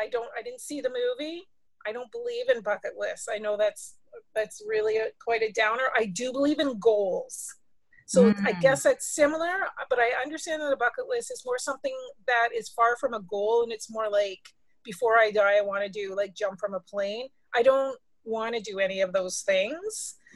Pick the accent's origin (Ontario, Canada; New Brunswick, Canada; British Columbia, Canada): Ontario, Canada; Ottawa; also born or lived in Vankleek Hill / Detroit; But my first city was Ottawa. Then after that, a small town near Quebec called Vanklick Hill. And then Detroit.